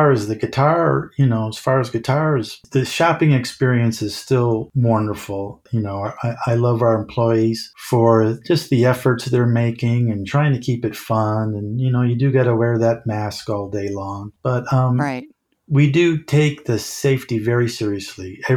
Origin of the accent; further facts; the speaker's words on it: Chicago, Illinois, United States; I'm from Chicago and got to Chicago